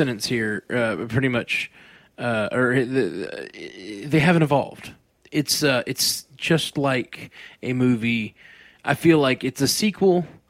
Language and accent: English; Australia; I'm an Aussie, so I've already seen it.